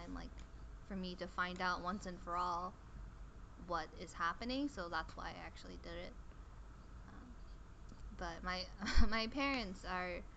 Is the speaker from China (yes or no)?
yes; China; I was born in China, but my entire family is Korean, basically.